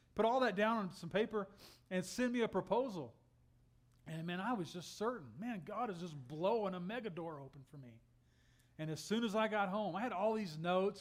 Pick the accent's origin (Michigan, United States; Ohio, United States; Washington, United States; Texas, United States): Texas, United States; moved away; I'm from Texas